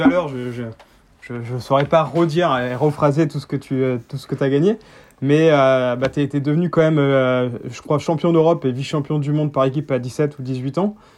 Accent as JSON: {"language": "French", "area": "Picardy", "region": "Hauts-de-France", "country": "France", "said": "je viens de Picardie"}